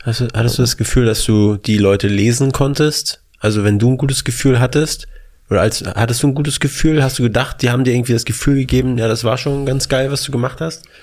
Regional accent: Mecklenburg-Vorpommern, Germany; now in Berlin, Germany; wir kommen aus MacPom, zwei Stunden mit dem Auto in die Heimat

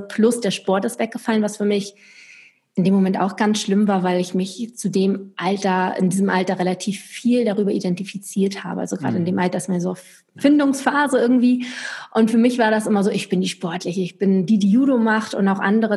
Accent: Lübeck, Schleswig-Holstein, Germany; moved away as an adult; also born or lived in Stuttgart; Ich komme eigentlich aus Lübeck von der Ostsee, bin dann runter in den Süden nach Stuttgart gezogen

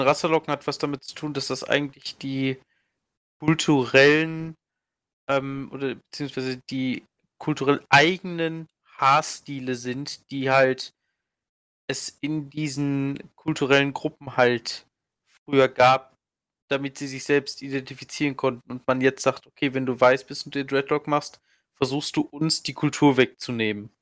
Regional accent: Germany; als Deutscher im Ausland

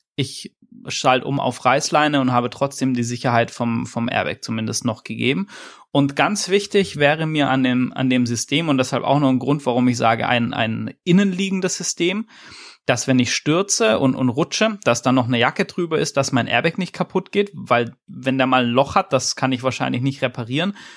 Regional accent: Swabia, Germany; ich als, als Schwabe

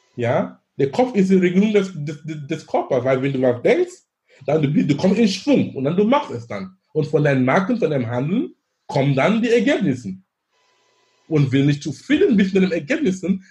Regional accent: Cameroon; German is a second language; now in Hamburg, Germany; in Kamerun sein, wo ich herkomme ursprünglich

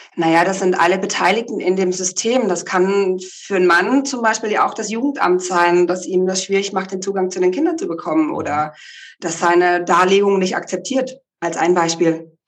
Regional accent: the Ländle, Baden-Württemberg, Germany; moved away; also born or lived in Hamburg / Berlin; Ganz ursprünglich komme ich ja aus dem Ländle von einem kleinen Bauernhof.

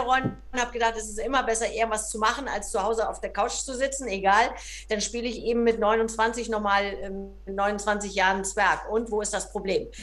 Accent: Hamburg, Germany; bin ja äh, ganz früh schon in die Ballettschule der Hamburgischen Staatsoper gekommen

